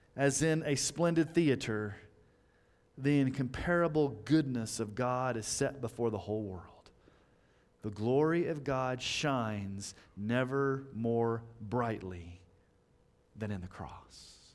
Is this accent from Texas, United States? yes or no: yes; Texas, United States; when I was growing up in Texas